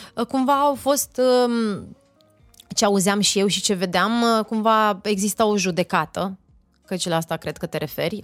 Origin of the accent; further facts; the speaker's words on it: Oltenia, Romania; asta nu înseamnă că nu sunt și olteancă